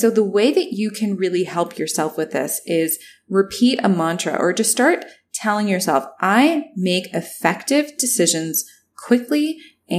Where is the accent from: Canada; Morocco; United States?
Canada; also born or lived in Toronto; I'm Canadian and I was in Toronto